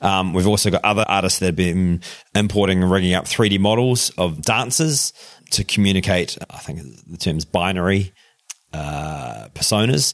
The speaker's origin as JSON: {"language": "English", "town": "Darfield", "region": "Canterbury", "country": "New Zealand", "tie": "born or raised there", "accent": "New Zealand twang", "moved": "yes", "said": "I grew up on the farm there in just outside of Christchurch, a little place called Darfield."}